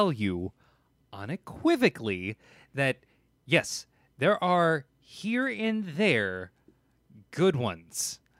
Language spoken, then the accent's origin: English; Midwest, United States; I'm white and from the Midwest.